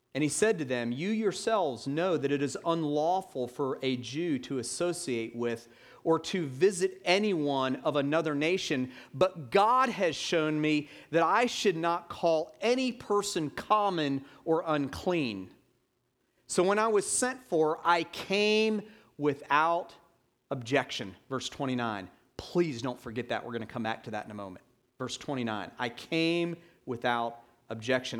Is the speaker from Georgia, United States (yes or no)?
yes; Atlanta, Georgia, United States; now in Hilton Head Island, United States; in my hometown, Atlanta, Georgia